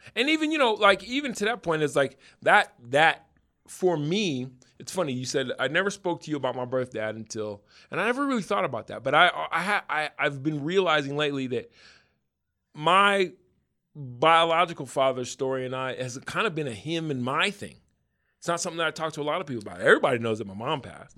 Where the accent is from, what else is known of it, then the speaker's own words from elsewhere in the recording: Denver, Colorado, United States; I grew up in Denver still.